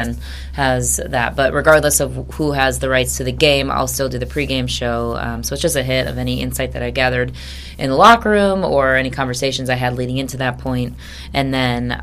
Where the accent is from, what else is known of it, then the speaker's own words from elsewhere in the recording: Grand Rapids, Michigan, United States; also born or lived in Ann Arbor; We're both from Grand Rapids